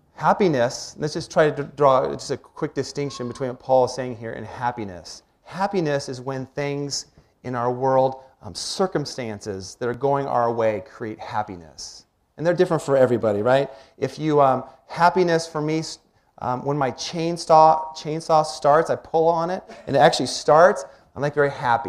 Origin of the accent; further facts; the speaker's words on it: Washington, United States; When I was about 10, 11 years old, growing up in Washington